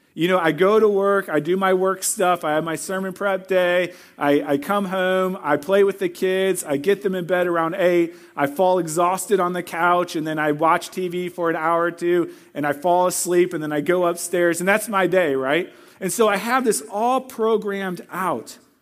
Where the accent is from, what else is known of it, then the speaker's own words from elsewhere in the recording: Missouri, United States; moved away; I'm from Missouri